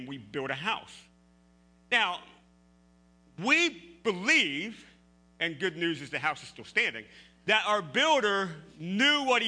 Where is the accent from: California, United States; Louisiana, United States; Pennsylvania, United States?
Pennsylvania, United States; now in Ohio, United States; I grew up in Pennsylvania, rolling hills